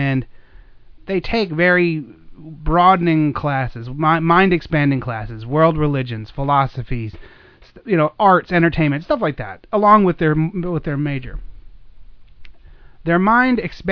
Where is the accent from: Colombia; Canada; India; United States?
United States; as being an American